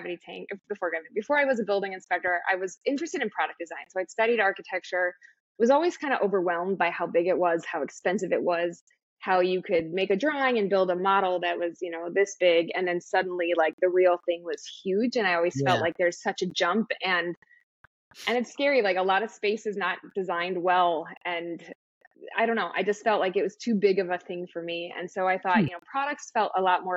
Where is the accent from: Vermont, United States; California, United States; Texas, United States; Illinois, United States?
Illinois, United States; Lincolnwood; I grew up outside Chicago, a suburb called Lincolnwood, just outside the city.